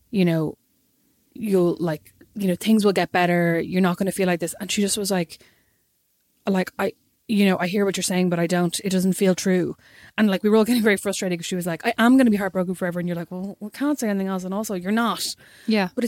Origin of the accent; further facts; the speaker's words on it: Kildare, Leinster, Ireland; He he was from Galway and I'm obviously from Kildare, but pretend I'm from Dublin.